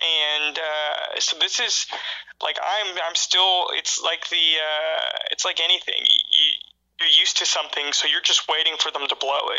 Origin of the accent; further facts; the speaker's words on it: Dallas, Texas, United States; moved away as an adult; also born or lived in Oklahoma; now in Chicago, United States; I've grown up, you know, I'm from the Dallas area.